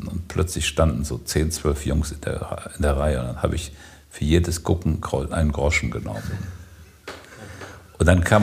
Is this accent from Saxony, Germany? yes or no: no; Siegen, North Rhine-Westphalia, Germany; ich bin in Siegen aufgewachsen und es gab ein Erlebnis, das ist unglaublich.